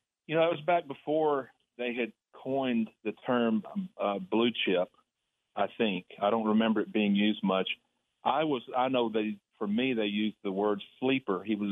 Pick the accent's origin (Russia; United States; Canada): United States; Texas; And as a little boy growing up in Texas, you know, I wanted to be a Longhorn.